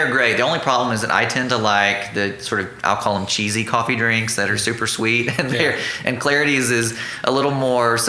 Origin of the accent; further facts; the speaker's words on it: northeast Mississippi, United States; moved away as an adult; also born or lived in Dallas, Texas; now in Oklahoma, United States; I am a Mississippi native. Mm-hmm. I grew up there in the northeast part of the state